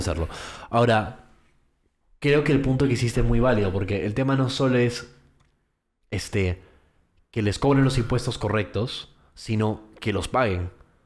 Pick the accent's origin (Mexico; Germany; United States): United States; moved away; yo crecí en los Estados Unidos, entonces viví ahí durante 17 años de mi vida